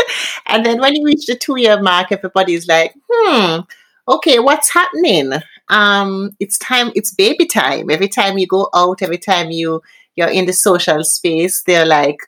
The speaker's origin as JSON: {"language": "English", "country": "Jamaica", "tie": "born or raised there", "said": "I grew up in Jamaica"}